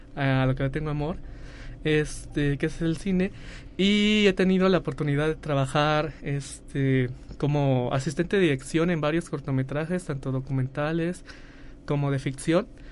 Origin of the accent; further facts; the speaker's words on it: Soledad de Graciano Sánchez, San Luis Potosí, Mexico; Nosotros somos de Soledad